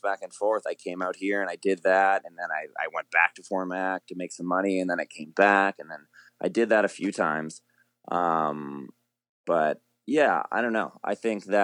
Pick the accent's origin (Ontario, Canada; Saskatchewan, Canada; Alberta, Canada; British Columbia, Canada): Alberta, Canada; Fort McMurray; that's where I'm originally from. I was born in Fort Mac